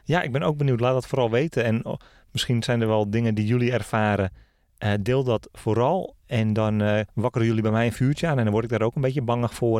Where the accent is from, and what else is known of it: Netherlands